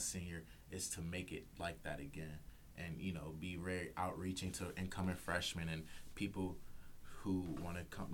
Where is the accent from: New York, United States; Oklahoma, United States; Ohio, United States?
Ohio, United States; South Euclid; I'm from um, South Euclid specifically